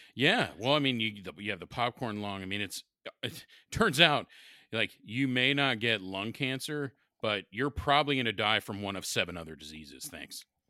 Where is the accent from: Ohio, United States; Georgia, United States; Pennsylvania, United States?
Ohio, United States; Columbus; growing up in Southern Columbus for high school